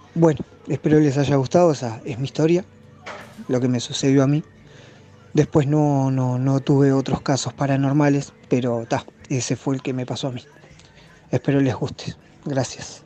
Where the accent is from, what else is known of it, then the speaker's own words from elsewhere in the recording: Uruguay; soy de Uruguay